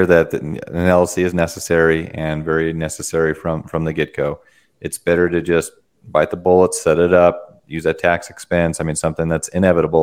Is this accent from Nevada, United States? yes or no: no; Cheyenne, Wyoming, United States; I'm from Cheyenne